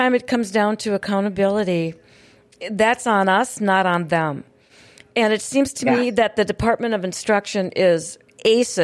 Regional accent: Hillsboro, North Dakota, United States; currently in my hometown of Hillsboro

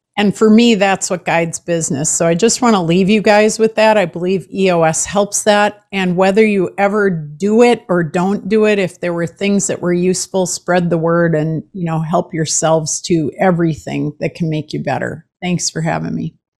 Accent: Minnesota, United States; I'm from Minnesota

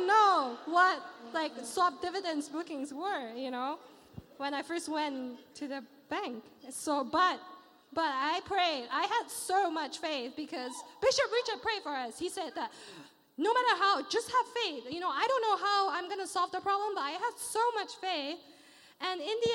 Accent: Malaysia; now in London, United Kingdom; I come from Malaysia

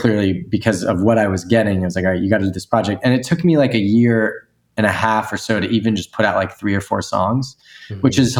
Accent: East Coast, United States; I grew up in the East Coast, went to school out there too, moved out to the West Coast.

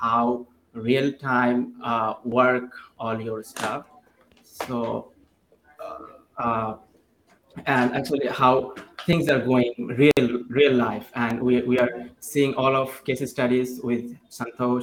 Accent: Dhaka, Dhaka Division, Bangladesh; I'm from Bangladesh

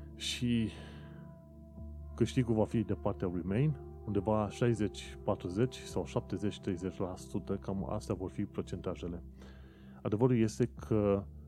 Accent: Romania; now in London, United Kingdom; Pentru noi, ca români, nu este nimic nou să vedem chestiunile astea întâmplându-se în UK.

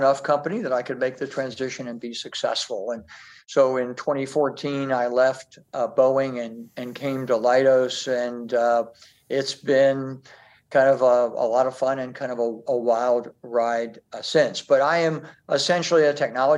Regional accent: Midwest, United States; moved away; I grew up in the Midwest.

